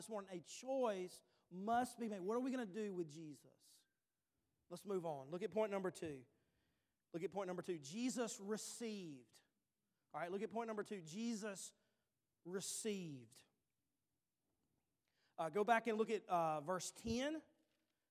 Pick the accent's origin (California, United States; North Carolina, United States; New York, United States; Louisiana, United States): Louisiana, United States; Bogalusa; we were from Bogalusa, Louisiana.